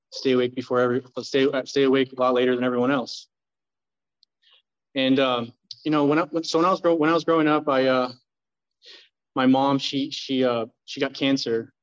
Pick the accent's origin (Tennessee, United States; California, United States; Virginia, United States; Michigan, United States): California, United States; Tustin; also born or lived in Fullerton, California; I moved over to Tustin when I was 5 years old